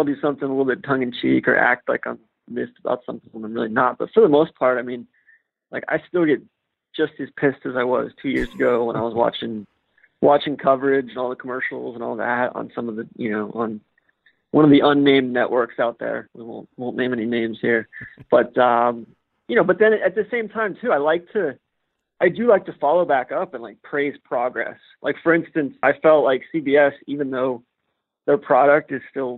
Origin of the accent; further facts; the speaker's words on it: Atlanta, Georgia, United States; moved away; I'm from Atlanta